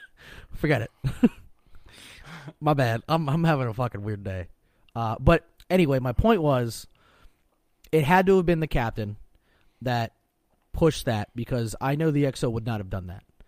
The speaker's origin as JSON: {"language": "English", "region": "Pennsylvania", "country": "United States"}